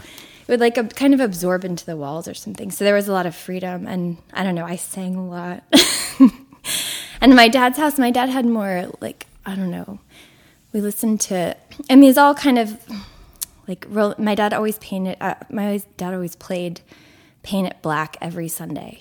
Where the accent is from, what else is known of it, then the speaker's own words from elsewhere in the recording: Houston, Texas, United States; moved away as an adult; now in Brooklyn, United States; I grew up in Houston, which is not like what you imagine Texas is like